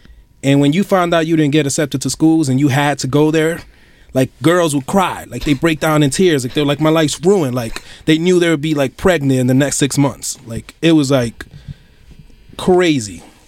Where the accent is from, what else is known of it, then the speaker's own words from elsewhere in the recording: New York City, New York, United States; born and raised in Williamsburg before the bomb, before the hipster bomb just landed